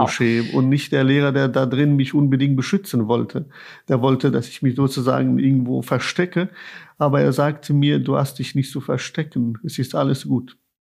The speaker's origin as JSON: {"language": "German", "region": "Kabul", "country": "Afghanistan", "tie": "born or raised there", "moved": "yes", "lives_now": "Germany", "said": "wie ich meine Eltern als Kind in Kabul beim Gebet beobachtet habe"}